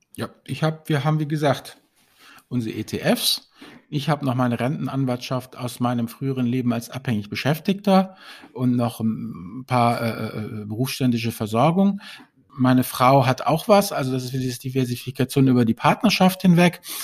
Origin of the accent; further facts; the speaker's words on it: Germany; als Deutsche